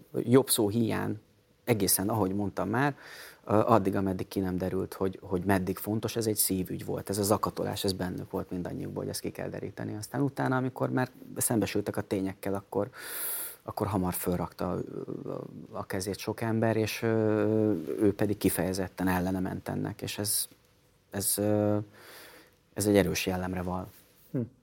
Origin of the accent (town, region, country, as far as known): Hungary